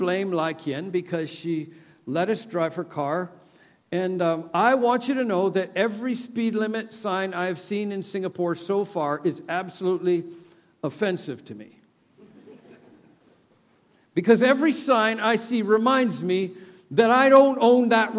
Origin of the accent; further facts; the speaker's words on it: Canada; moved away; I'm from Canada. I grew up with the sun never sets on the British Empire